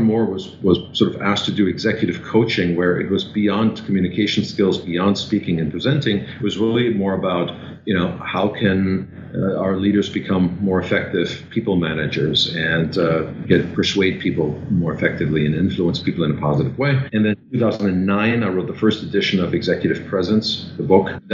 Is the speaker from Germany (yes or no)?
yes; Germany; English is a second language; moved away as an adult; also born or lived in Vienna, Austria; now in New York City, United States; So I'm originally from Germany, and I left Germany in my early 20s